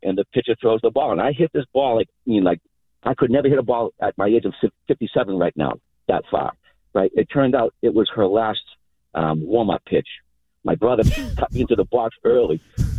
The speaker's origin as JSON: {"language": "English", "town": "Malden", "region": "Massachusetts", "country": "United States", "tie": "born or raised there", "said": "but anyways, I grew up in Malden, and I played for Malden Little League. And I come from a big family."}